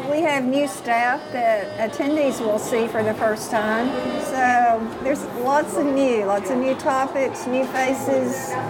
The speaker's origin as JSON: {"language": "English", "town": "Cisco", "region": "Texas", "country": "United States", "tie": "born or raised there", "also_born_or_lived": "Longview, Texas", "said": "I was born in Longview, Texas, grew up in Cisco, Texas."}